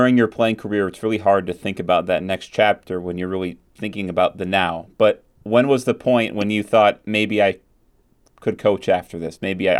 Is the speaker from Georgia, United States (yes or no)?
no; Minnesota, United States; I'm from Minnesota.